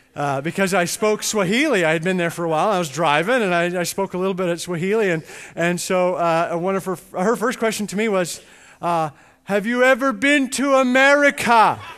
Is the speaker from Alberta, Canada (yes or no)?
yes; Edmonton, Alberta, Canada; I grew up in Edmonton, Canada, and I grew up in a home that was right across the street from a little Church of God church